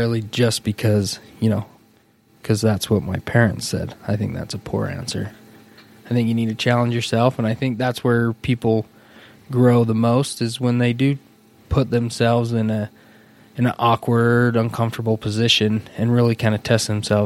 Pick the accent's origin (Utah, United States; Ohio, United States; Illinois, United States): Utah, United States; Salt Lake City; also born or lived in Las Vegas; born and raised in Salt Lake City, Utah.